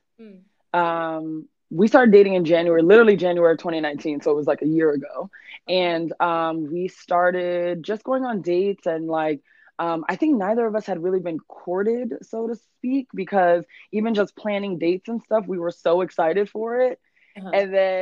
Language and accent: English; Fort Lauderdale area, South Florida, United States; moved away as an adult; now in New York, United States; I'm from South Florida, Miami area, Fort Lauderdale area. I moved to New York going on 6 years now.